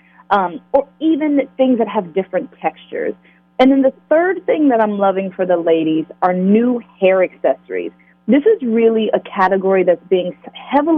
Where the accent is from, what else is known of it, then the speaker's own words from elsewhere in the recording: Richmond, Virginia, United States; growing up in Virginia